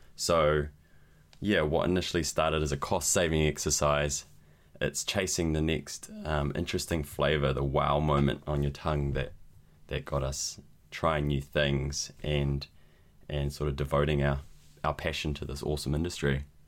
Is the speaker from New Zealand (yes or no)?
yes; New Zealand; also born or lived in Spain; I'm a brewer from New Zealand